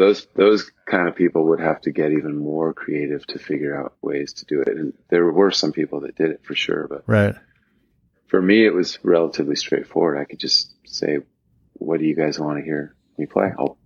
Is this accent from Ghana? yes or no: no; Los Angeles, California, United States; growing up in Los Angeles